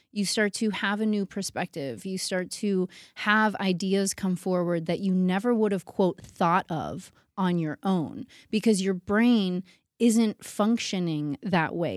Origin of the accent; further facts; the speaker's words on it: Pittsburgh, Pennsylvania, United States; now in New York City, United States; I was born in Pittsburgh, but I felt like a New Yorker my whole life. I knew I was gonna go to New York